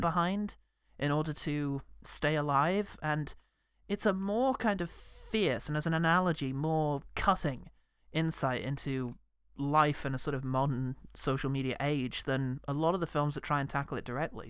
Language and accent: English; United Kingdom; as a British man